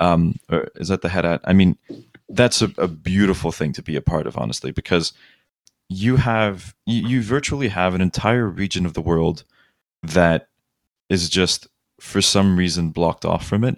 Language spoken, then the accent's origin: English; Kuwait; now in Los Angeles, United States; growing up in Kuwait